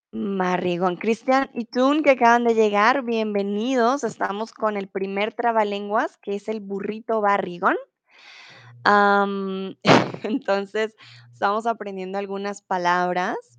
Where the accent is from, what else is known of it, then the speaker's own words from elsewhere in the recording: Colombia; now in Germany; soy de Colombia, soy tutora de español aquí en Chatterbox y em, comúnmente vivo en Alemania, ahora estoy en México